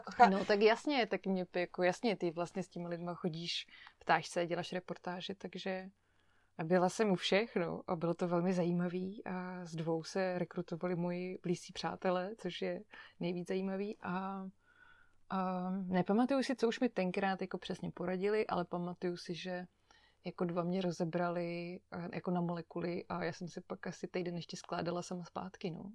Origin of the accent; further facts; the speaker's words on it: Chodov, Karlovy Vary Region, Czechia; moved away as an adult; also born or lived in Netherlands; now in Prague, Czech Republic; Vyrůstala jsem v Chodově u Karlových varů, to je takový menší město na západě Čech